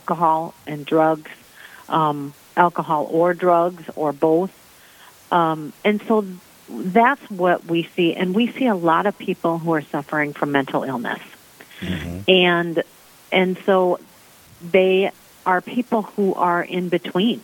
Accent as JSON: {"language": "English", "town": "Sioux Falls", "region": "South Dakota", "country": "United States", "tie": "born or raised there", "said": "I'm originally from Sioux Falls, South Dakota. I grew up here"}